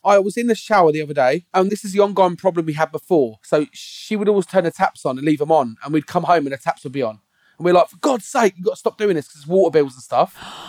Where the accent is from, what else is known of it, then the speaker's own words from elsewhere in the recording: Dover, South East England, United Kingdom; I was born in Buckland Hospital as well.